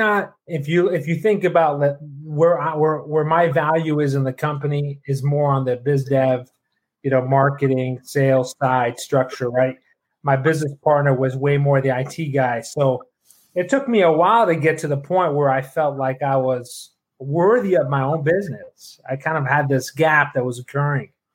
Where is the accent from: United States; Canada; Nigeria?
Canada; Toronto, Ontario; moved away; I flew up to Toronto, my hometown